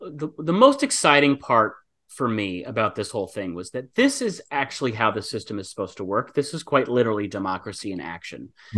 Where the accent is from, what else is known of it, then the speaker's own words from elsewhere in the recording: Michigan, United States; My home state of Michigan